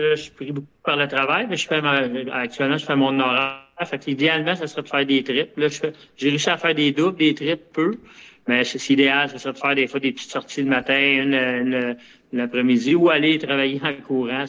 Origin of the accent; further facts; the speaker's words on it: Longueuil, Quebec, Canada; C'est ma ville natale, Longueuil.